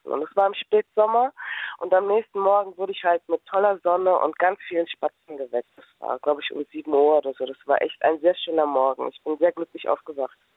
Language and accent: German; North Rhine-Westphalia, Germany; now in Berlin, Germany; Denn ich komme eigentlich aus dem Niederrhein und bin dann mit meinem Fahrrad her nach Berlin